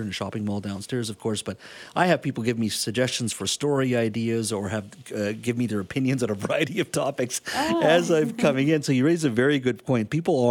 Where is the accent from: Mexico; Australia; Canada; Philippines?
Canada; as a Canadian